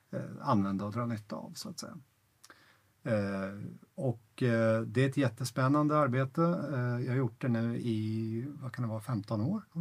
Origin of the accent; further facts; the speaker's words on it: Ytterjärna, Stockholm County, Sweden; born there; also born or lived in Norrland / Örebro; Jag jag är född här i Ytterjärna faktiskt. Ehm, eh, mina föräldrar bodde här en gång i tiden, eller vi bodde här en gång i tiden. Sen, sen flyttade vi upp eh, till Norrland och, och, så småningom till Örebro